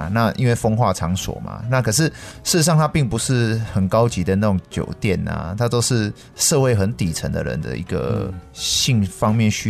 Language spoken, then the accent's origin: Chinese; Yunlin County, Taiwan; 大家都是云林人，哦，云林人其实蛮团结的。他也知道我是云林人，那他也是云林人，所以后来很多大哥也没有去为难我